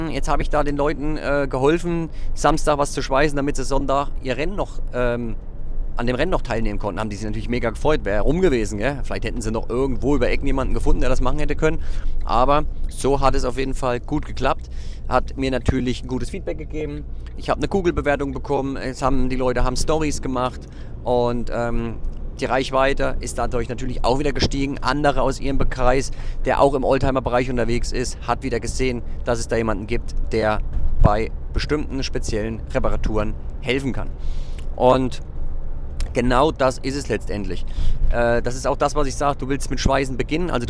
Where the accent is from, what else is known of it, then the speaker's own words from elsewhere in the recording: Zella-Mehlis, Thuringia, Germany; dass mich ein junger Mann gefragt hat, wo ich herkomme. Und da sage ich aus Zellameles und das sagt er aus Suhl, dächte ich sogar, also ein Nachbarort von uns.